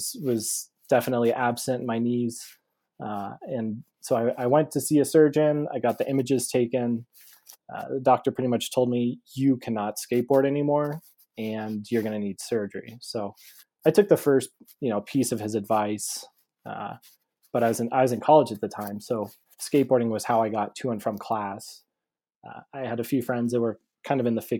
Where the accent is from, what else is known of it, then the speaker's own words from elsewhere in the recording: Scottsdale, Arizona, United States; I was born and raised in Scottsdale, Arizona